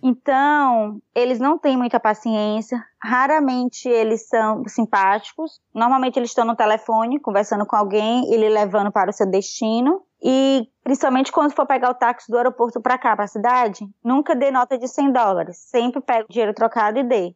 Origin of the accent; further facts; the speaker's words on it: Northeast Region, Brazil; now in New York, United States; eu sou do Nordeste